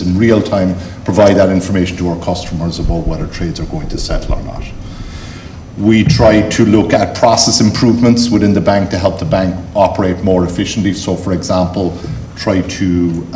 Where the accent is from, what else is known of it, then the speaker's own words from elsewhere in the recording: Cork, Munster, Ireland; accent: Cork; I've got my best Cork accent.